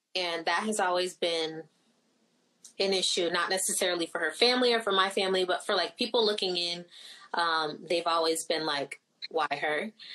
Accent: Florida, United States; first language Haitian Creole; English is a second language; I wasn't born in Haiti. I was born in Florida

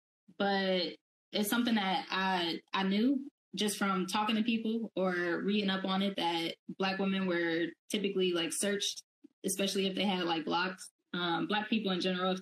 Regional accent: Dayton, Ohio, United States; moved away as an adult; also born or lived in Pittsburgh; I'm from Dayton, which is, Dayton is like southwest Ohio

